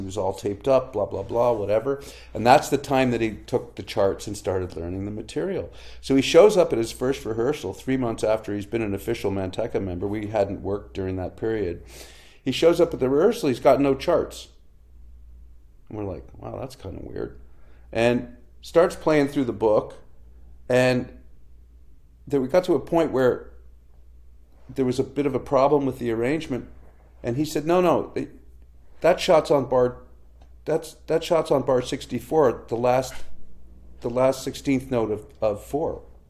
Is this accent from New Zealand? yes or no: no; Canada; a challenge you face as a Canadian recording artist is, you know, we have a small country and a very small music press here